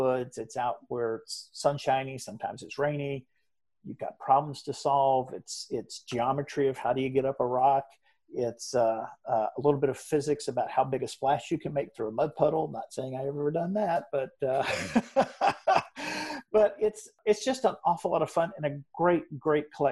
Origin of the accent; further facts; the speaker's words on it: just outside of Chattanooga, Southeast Tennessee, United States; moved away as an adult; also born or lived in Orlando, Florida; I was born in Orlando and was raised in Southeast Tennessee, just outside of Chattanooga